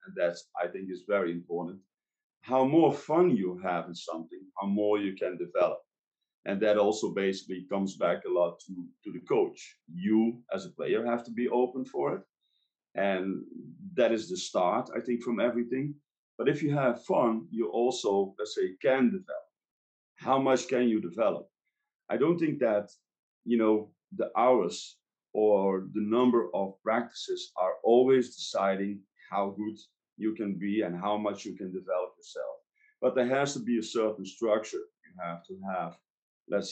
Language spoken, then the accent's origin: English; Netherlands; moved away as an adult; also born or lived in Luxembourg; I grew up in Holland